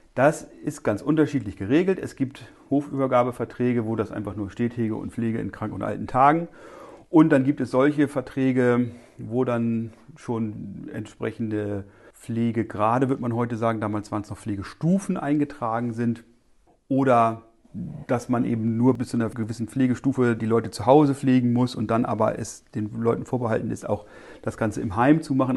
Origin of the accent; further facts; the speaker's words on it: northwest Germany, Germany; bei uns in Nordwestdeutschland, wo wir die Höfeordnung haben